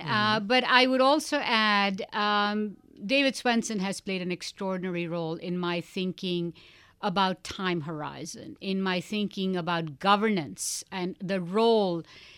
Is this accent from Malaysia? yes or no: no; India; something else people don't know about me is I spent 14 years as a classically trained dancer growing up in India.